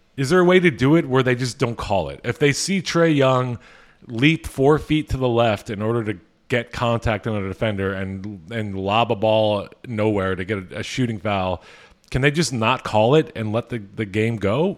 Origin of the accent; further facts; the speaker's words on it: Philadelphia, Pennsylvania, United States; I'm from Philadelphia.